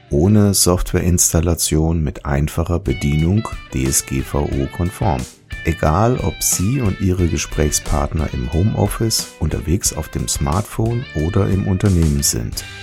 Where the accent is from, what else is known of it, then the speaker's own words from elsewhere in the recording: Central Germany, Germany; Ich komme hier aus der Mitte von Deutschland